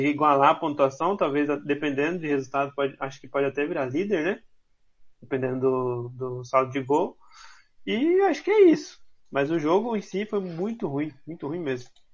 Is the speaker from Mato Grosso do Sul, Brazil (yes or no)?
yes; Campo Grande, Mato Grosso do Sul, Brazil; Nasci em Campo Grande